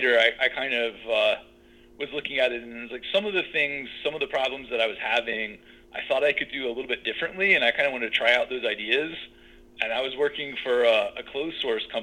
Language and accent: English; Winston-Salem, North Carolina, United States; I'm originally from Winston